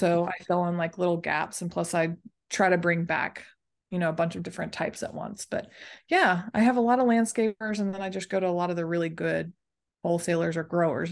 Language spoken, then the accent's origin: English; Dallas, Texas, United States; I'm from Dallas, Texas. That's where I was pretty much born and raised, and that's where I still currently am